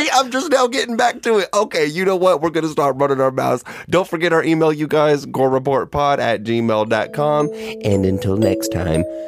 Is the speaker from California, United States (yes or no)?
no; Georgia, United States; I grew up gay in the South, in Hay Bale and Cowfield, Georgia